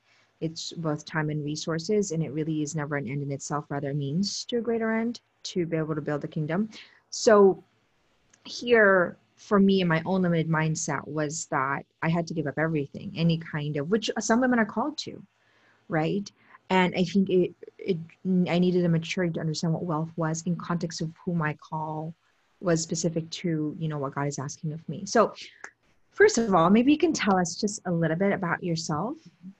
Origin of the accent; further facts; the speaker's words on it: Steubenville, Ohio, United States; I come from Steubenville